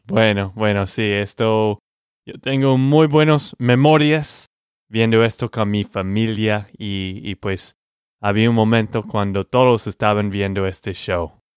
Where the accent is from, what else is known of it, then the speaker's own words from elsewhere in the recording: Texas, United States; de Texas, Estados Unidos